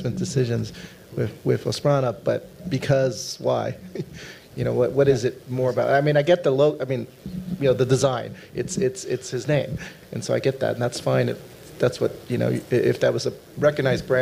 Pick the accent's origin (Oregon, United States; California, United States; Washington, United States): California, United States; I'm from California.